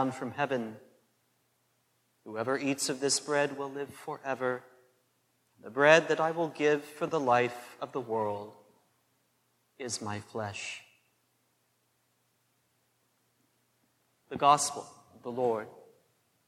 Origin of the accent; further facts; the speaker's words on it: McPherson, Kansas, United States; growing up in St. Anne's McPherson, Kansas